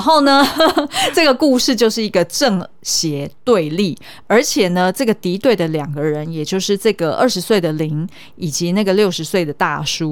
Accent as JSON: {"language": "Chinese", "country": "Taiwan", "said": "用我们台湾人的角度来看"}